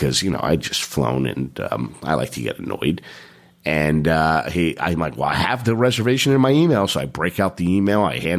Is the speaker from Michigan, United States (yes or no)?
no; New York, United States; we're from New York.